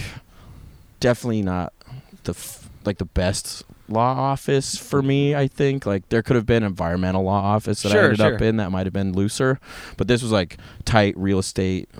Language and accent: English; Billings, Montana, United States; I grew up in Billings, pretty much Montana, born and raised.